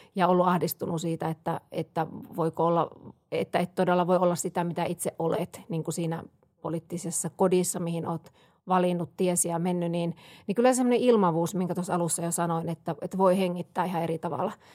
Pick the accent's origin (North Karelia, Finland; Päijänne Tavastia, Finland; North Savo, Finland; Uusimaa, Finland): North Savo, Finland; Siilinjärvi; moved away; minä olen Savosta kotosi kanssa Joo. Siilijärveltä